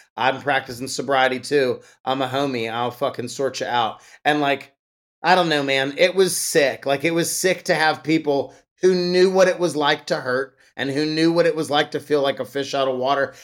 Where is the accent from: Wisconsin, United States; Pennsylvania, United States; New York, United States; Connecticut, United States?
Pennsylvania, United States; Pittsburgh; my hometown of Pittsburgh, Pennsylvania